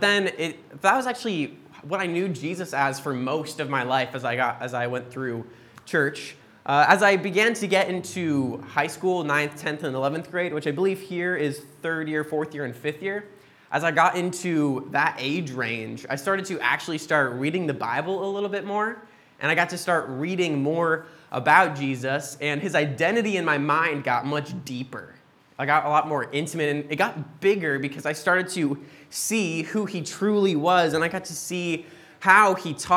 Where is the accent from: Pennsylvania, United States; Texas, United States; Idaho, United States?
Idaho, United States; Boise; moved away; We're originally from Boise, Idaho in the States